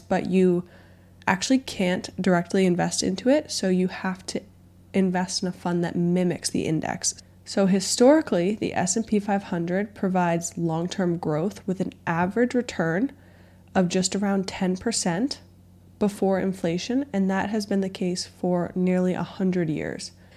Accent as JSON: {"language": "English", "town": "Boston", "region": "Massachusetts", "country": "United States", "tie": "born or raised there", "said": "I grew up in the Boston area"}